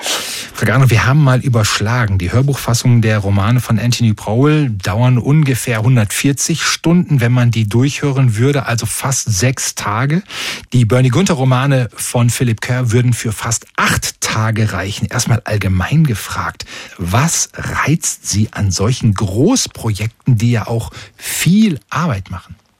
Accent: Oberhausen, North Rhine-Westphalia, Germany; bei uns in Oberhausen

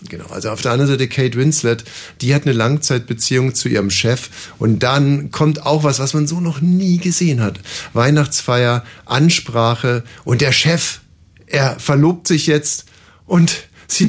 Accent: Germany; also born or lived in Brandenburg; als Deutscher

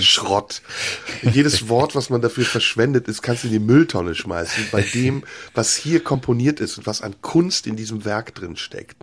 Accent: Germany; als wir als Kinder in Deutschland aufgewachsen sind

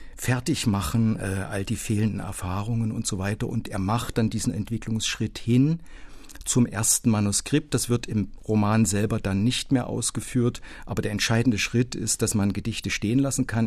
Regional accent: Culmitzsch, Thuringia, Germany; moved away; in der mein Heimatdorf Kulmitsch gestanden hat, das für den Uranbergbau geschleift wurde

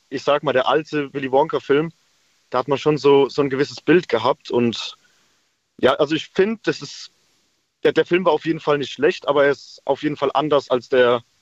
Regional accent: Speyer, Rhineland-Palatinate, Germany; ich komme aus Speyer

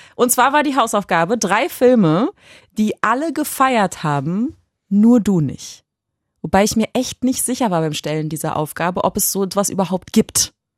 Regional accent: Berlin, Germany; als Urberlinerin

